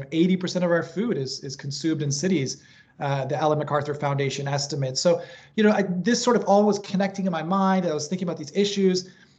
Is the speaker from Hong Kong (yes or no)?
yes; Hong Kong; also born or lived in Tokyo, Japan; You know, I grew up in Hong Kong and Tokyo. These are very dense cities, but there's sort of creative ways that they integrate greenery into the cities.